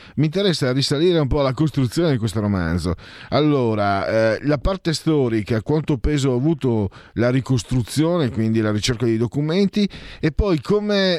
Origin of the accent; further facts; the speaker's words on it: Italy; also born or lived in Friuli-Venezia Giulia / Veneto; Io poi che vengo de, da quelle zone lì, no? sono, sono, metà friulano, metà veneto